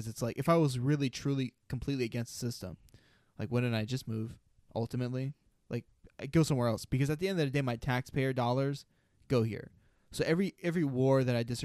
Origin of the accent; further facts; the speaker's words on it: United States; I like being American